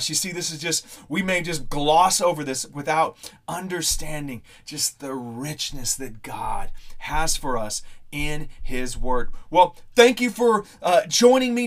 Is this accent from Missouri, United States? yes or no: yes; Missouri, United States; growing up in Missouri